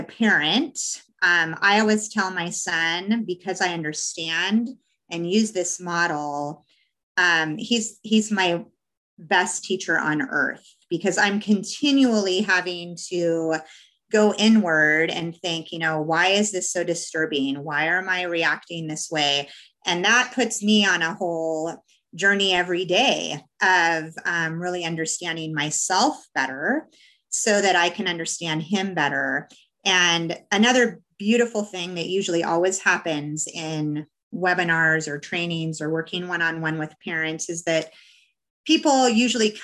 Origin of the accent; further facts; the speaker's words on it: Portland, United States; moved away; I'm from Portland originally